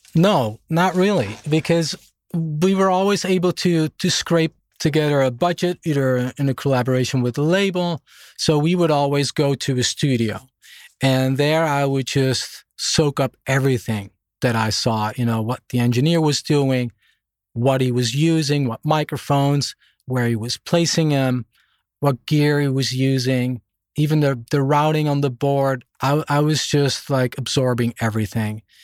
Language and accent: English; Netherlands; moved away as an adult; also born or lived in Germany / Boston, United States; now in Stockholm, Sweden; when I was a baby, we moved back to Holland, where I grew up.